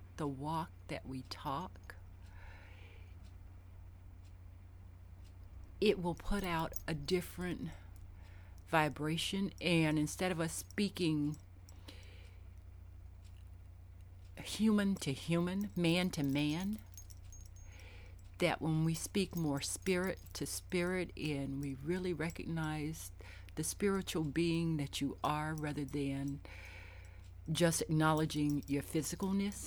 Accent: the South, United States; now in Richmond, United States; I grew up in the South, and when I grew up, even though I knew my neighbors, and I lived in the projects

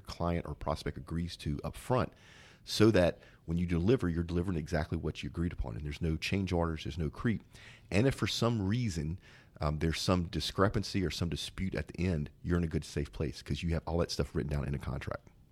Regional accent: Zachary, Louisiana, United States; I'm from a town called Zachary

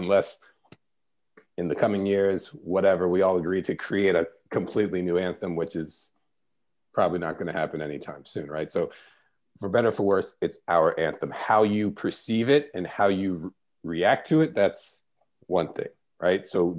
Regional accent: United States; born or raised there

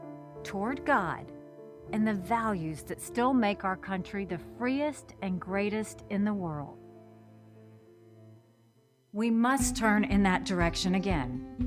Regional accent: South Carolina, United States; I was born and raised in South Carolina, so I have seen the very best of our country.

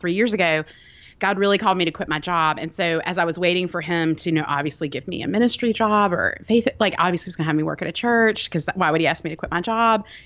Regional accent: Birmingham, Alabama, United States; I'm from Birmingham, Alabama. I live there now.

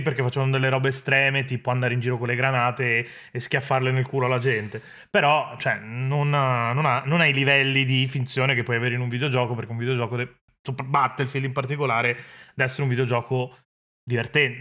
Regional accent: Italy; del mio paese, inteso l'Italia come, come, nazione

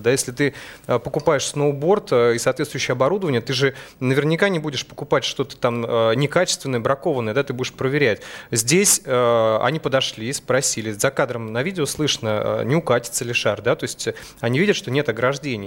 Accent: Krasnoyarsk, Krasnoyarsk Krai, Russia; Я сам э, родился в Красноярске, в Сибири. Э, у нас есть традиция, как бы, у сибиряков

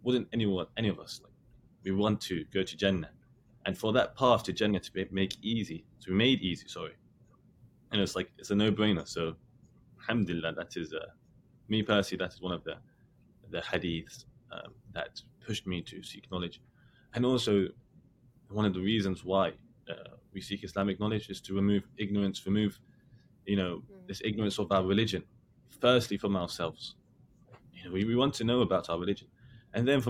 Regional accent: London, United Kingdom; moved away as an adult; now in Medina, Saudi Arabia; I was born and raised in London

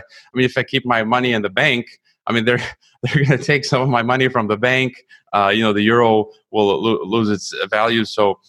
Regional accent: United States; I'm an American, I love America, I love the American Republic

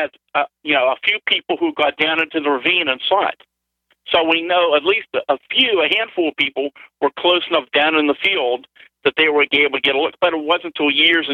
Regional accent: Greensburg, Pennsylvania, United States; my hometown, over the city of Greensburg

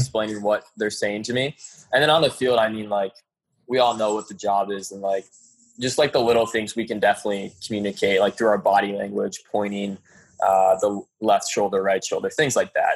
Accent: Ohio, United States; now in Dallas, United States; I'm from Ohio

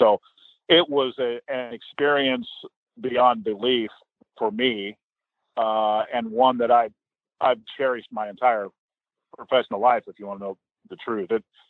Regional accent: Fort Collins, Colorado, United States; I think I have some ins here with these people because I grew up in Fort Collins and know the right people.

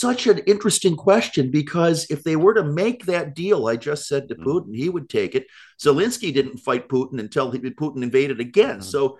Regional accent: United States

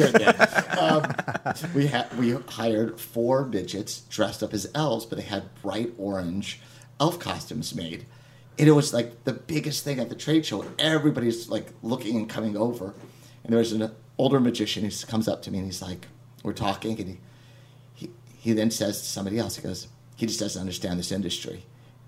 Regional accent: Texas, United States; moved away as an adult; also born or lived in San Francisco; I grew up in Texas, moved to San Francisco when I was 18

